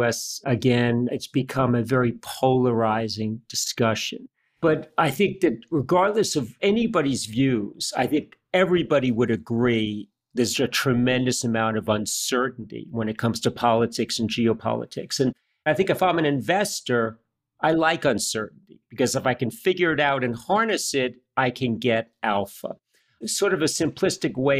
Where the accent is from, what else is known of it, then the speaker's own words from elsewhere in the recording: United States; as an American, and I've lived and worked my entire life in the U.S